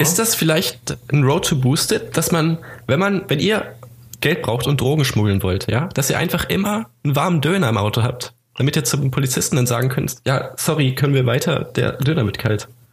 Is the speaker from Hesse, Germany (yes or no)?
no; Hameln, Lower Saxony, Germany; meine Heimatstadt Hameln